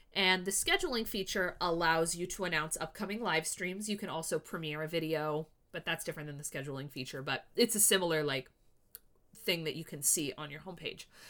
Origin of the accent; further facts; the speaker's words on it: Canada; I'm Canadian